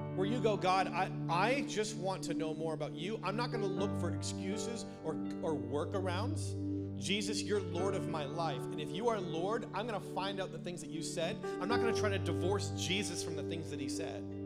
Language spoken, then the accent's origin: English; Canada; moved away; I grew up in Canada